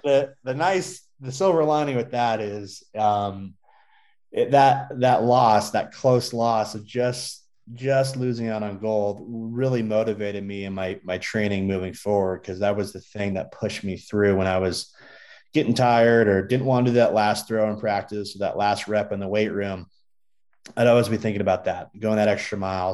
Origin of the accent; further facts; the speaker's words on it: Southern California, United States; now in Colorado Springs, United States; I grew up in Southern California